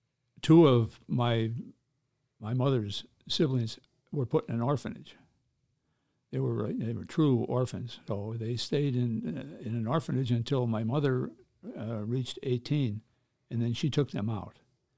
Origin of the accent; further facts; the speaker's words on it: Chicago, Illinois, United States; Well, up to Visitation Parish, 55th and Halsted.